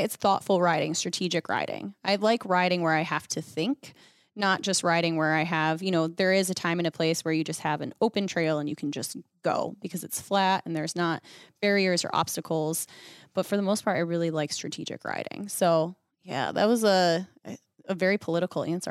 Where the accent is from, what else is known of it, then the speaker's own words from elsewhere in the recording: Western New York, United States; I grew up in the Northeast Coast. So I think that's why I like it because it feels very true to Western New York where I grew up